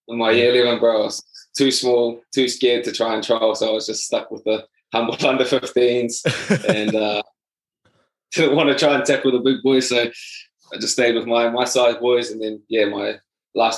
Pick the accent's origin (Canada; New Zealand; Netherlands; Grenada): New Zealand; Havelock North, Hawke's Bay; I was born in Hawke's Bay. Little village there called Havelock North